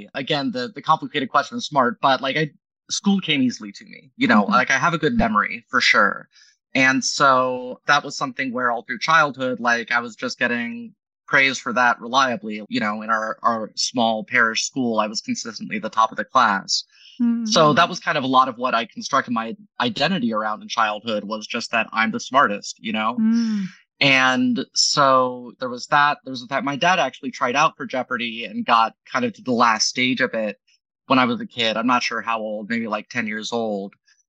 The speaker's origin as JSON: {"language": "English", "town": "Dayton", "region": "Ohio", "country": "United States", "tie": "born or raised there", "moved": "yes", "said": "Well, I'm from Dayton."}